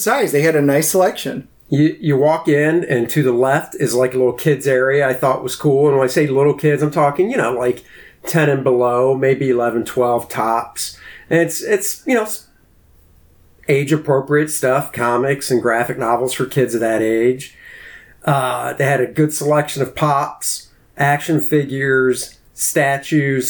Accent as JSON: {"language": "English", "area": "D.C.", "region": "Maryland", "country": "United States", "tie": "born or raised there", "said": "I grew up outside of Washington, D.C. in Maryland"}